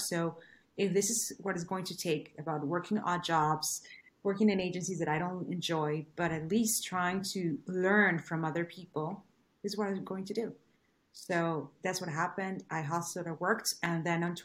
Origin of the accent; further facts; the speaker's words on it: Venezuela; English is a second language; moved away as an adult; I wasn't born in this country. I was born in Venezuela. So I arrived here 12 years ago.